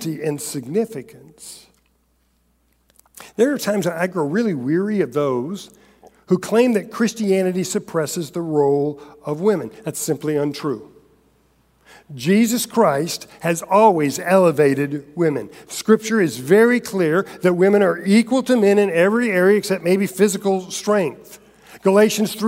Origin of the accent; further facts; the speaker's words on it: Central Florida, United States; I grew up in Central Florida